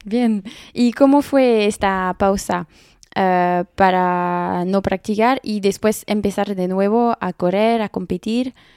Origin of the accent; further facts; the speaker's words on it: France; accent: French; Spanish is a second language; mi acento español, es muy francés